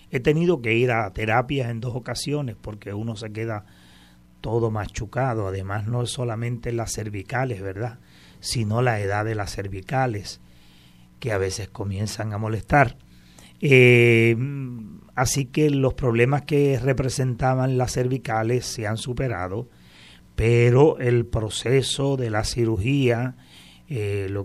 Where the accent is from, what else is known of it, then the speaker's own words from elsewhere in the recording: Aguada, Puerto Rico; also born or lived in Cruces; yo soy un jíbaro de Aguada, he nacido en el barrio Cruces, de una familia de 15 hermanos, católicos prácticos de toda la vida, desde nacimiento.